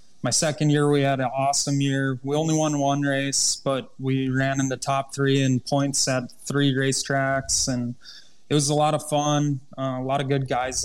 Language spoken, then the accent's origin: English; Underwood, United States; Underwood, my hometown track, I've never had so much fun racing as I do there, and I get to do it in front of all my family and friends